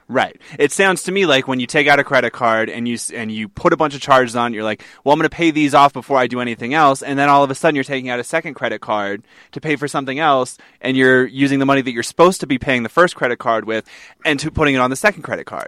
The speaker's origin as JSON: {"language": "English", "region": "New England", "country": "United States", "moved": "yes", "said": "I'm from New England"}